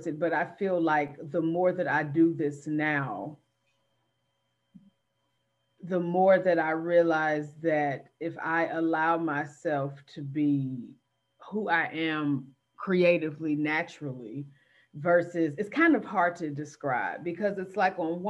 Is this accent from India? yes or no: no; Gary, Indiana, United States; having grown up in Gary